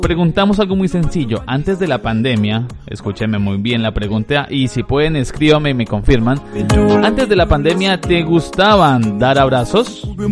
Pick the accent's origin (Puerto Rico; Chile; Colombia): Colombia; accent: Colombian; now in Tenerife, Spain; algunas expresiones, algunas palabras para no parecer tan colombiano